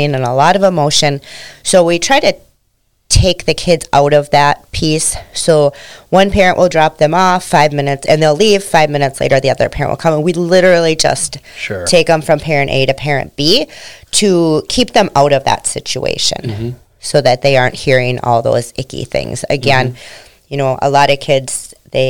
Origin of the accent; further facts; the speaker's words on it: St. Michael, Minnesota, United States; also born or lived in South Haven, Minnesota / Annandale, Minnesota; I grew up in St. Michael, Albertville. So I've always been out in this area.